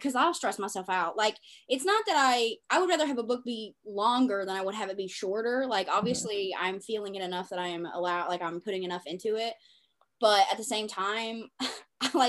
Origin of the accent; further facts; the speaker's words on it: Bible Belt, Southern United States, United States; I grew up in the Bible Belt